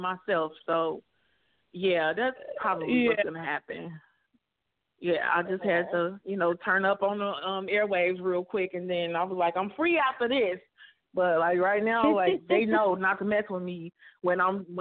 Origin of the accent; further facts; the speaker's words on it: Chicago, Illinois, United States; moved away; also born or lived in Alabama; I'm from Chicago, so you know, we didn't have mountains in Chicago